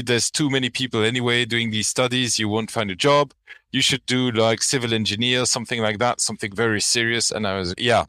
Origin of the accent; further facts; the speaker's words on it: Flanders, Belgium; English is a second language; I'm from Belgium. You know, in our country, it always rains